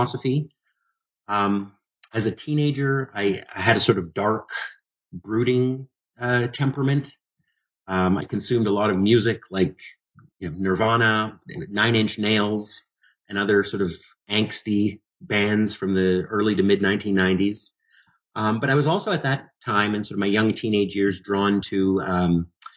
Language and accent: English; Toronto, Ontario, Canada; moved away as an adult; also born or lived in London, Ontario; now in Reno, United States; I was born and raised in Toronto, Canada.